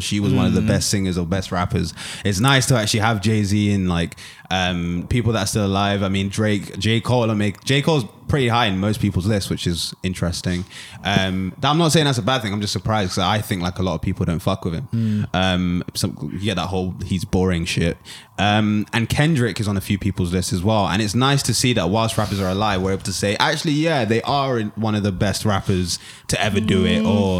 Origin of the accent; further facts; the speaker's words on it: Jamaica; I'm a Jamaican.